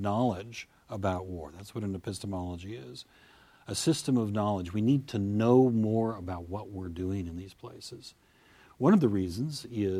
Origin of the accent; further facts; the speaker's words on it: United States; I'm an American